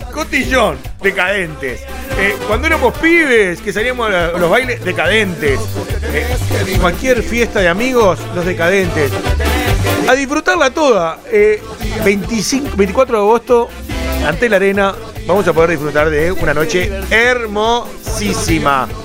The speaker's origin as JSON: {"language": "Spanish", "country": "Uruguay", "said": "nuestro Uruguay"}